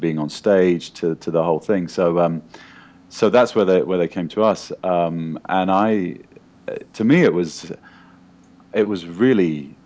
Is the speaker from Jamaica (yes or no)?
no; United Kingdom; moved away as an adult; now in Los Angeles, United States; I'm a British actor, but I live in Los Angeles now for the last 5 or 6 years